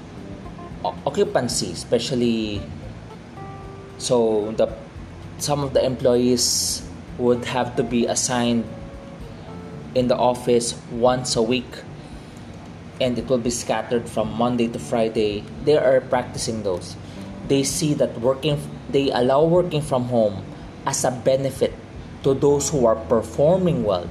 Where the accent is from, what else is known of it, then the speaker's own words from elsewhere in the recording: Philippines; by blood I am Chinese, but by culturally I am a Filipino.